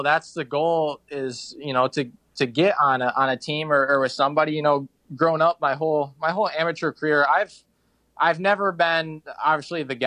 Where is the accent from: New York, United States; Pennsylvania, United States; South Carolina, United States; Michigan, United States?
Michigan, United States; I'm from Michigan, but probably Redbud